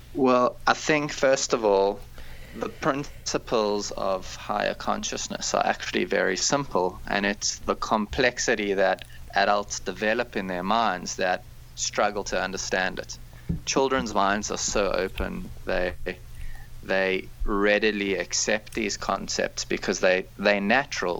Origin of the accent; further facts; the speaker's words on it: South Africa; moved away; I grew up in South Africa